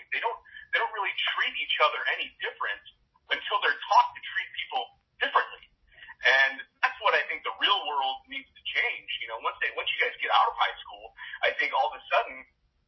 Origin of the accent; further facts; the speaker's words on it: Ferguson, Missouri, United States; I grew up in Ferguson, Missouri